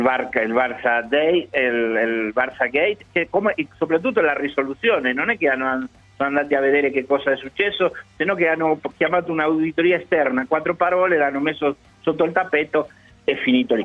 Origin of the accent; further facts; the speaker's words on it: Buenos Aires Province, Argentina; Italian is a second language; moved away; Sono nato a Nadroghe nella provincia di Buenos Aires